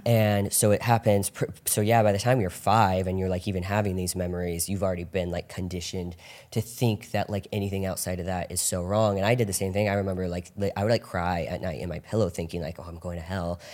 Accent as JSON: {"language": "English", "area": "Orange County", "region": "California", "country": "United States", "tie": "born or raised there", "said": "I grew up in Orange County"}